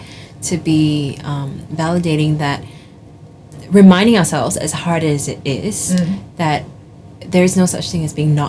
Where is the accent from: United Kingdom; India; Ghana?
India; because I am not Chinese, because I'm Indian, right?